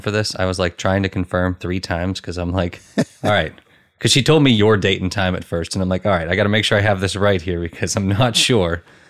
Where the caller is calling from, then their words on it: East Coast, United States; I'm on the east coast of the U.S., so New York time, essentially.